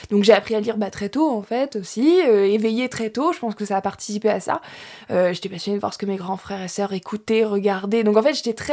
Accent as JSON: {"language": "French", "town": "Louviers", "region": "Normandy", "country": "France", "moved": "as an adult", "lives_now": "Rouen, France", "said": "je viens de Louviers"}